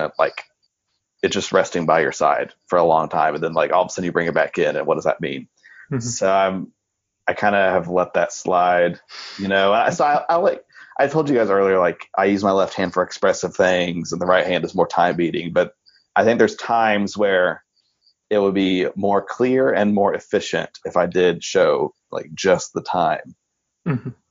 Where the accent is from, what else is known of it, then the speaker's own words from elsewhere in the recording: Oklahoma, United States; moved away as an adult; also born or lived in North Texas; I'm from Oklahoma originally, but like I said, I went to North Texas for my undergrad